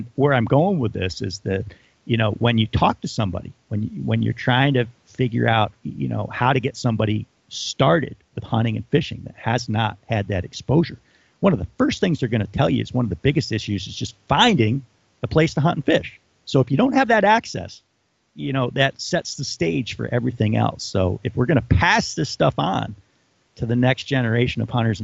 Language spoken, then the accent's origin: English; Adirondacks, New York, United States; growing up in the Adirondacks